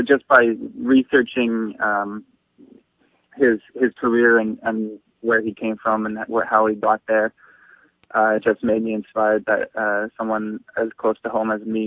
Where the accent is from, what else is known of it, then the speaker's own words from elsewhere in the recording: Vancouver, British Columbia, Canada; I was growing up in Canada. I lived here my whole life in Vancouver